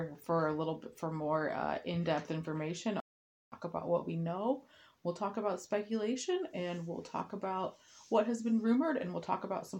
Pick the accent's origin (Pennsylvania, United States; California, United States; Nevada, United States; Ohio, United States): Ohio, United States; Portage County; I grew up in Portage County, and which is really not far from Pewtown Road in Deerfield.